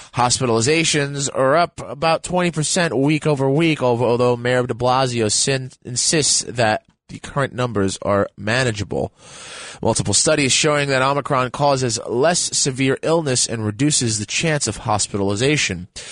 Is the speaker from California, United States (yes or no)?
no; New York City, New York, United States; I'm born and raised in the Bronx